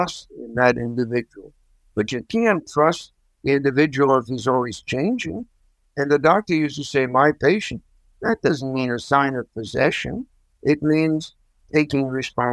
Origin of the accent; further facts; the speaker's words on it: New York City, New York, United States; moved away as an adult; now in Minnesota, United States; I grew up in New York City